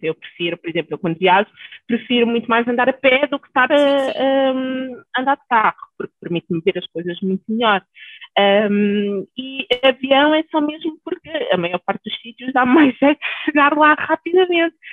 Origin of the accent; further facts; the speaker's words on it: Alverca, Lisbon, Portugal; also born or lived in Naples, Italy / Cape Verde (parents); Nasci em Itália, apesar de não parecer, quem olha para mim nunca diria que tivesse lá nascido. Os meus pais são cabo-verdianos e, e, pronto, emigraram para a Itália, ainda eu não tinha nascido, depois acabei por nascer lá. E quando tinha 10 anos, 9, aliás, viemos morar para Lisboa, para Alverca, e desde aí tenho construído a minha vida aqui em Portugal